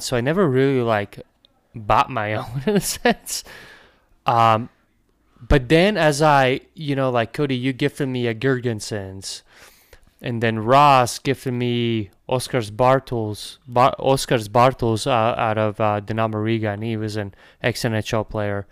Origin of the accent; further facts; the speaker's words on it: Latvia; moved away; I come from Latvia, and and that's kind of like where hockey started for me